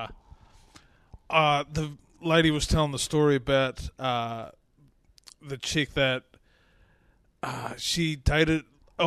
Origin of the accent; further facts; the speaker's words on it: Ireland; I'm Irish